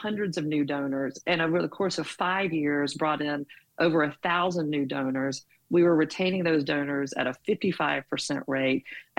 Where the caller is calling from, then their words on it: Birmingham, Alabama, United States; I'm in Birmingham, Alabama.